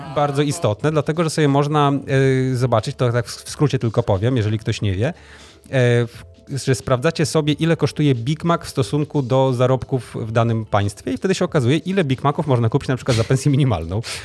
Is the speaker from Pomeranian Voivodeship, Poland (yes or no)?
yes; Tricity, Pomeranian Voivodeship, Poland; u nas w Trójmieście